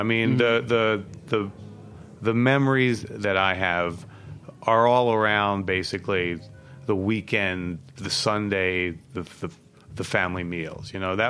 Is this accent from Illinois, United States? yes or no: no; Philadelphia, Pennsylvania, United States; So I'm actually from like the northeast area, and that's like basically the burbs.